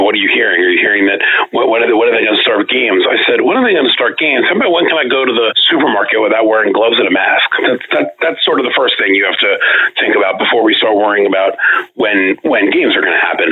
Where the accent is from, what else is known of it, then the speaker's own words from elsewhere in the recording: New York City, New York, United States; I'm a native New Yorker. I grew up in Manhattan